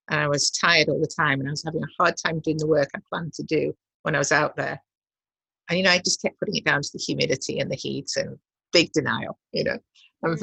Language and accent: English; Manchester, North West England, United Kingdom; I grew up in Manchester, which is a very grey, cold, industrial city